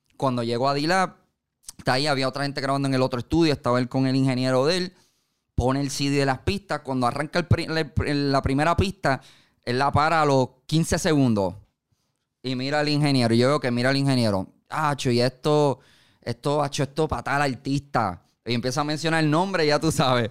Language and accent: Spanish; Carolina, Puerto Rico; yo me crié en Carolina.